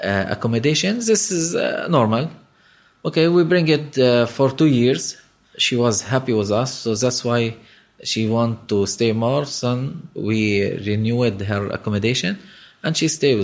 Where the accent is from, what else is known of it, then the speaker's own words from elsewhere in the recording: Lebanon; I'm from Lebanon.